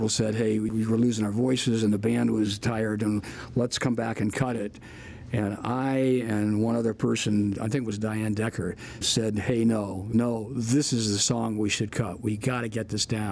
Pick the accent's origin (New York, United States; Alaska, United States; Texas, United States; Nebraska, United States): Nebraska, United States; Fremont; moved away; also born or lived in Denver; I'm from Fremont